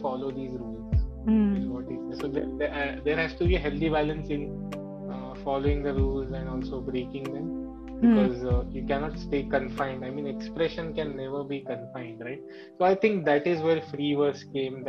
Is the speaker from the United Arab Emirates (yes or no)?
no; India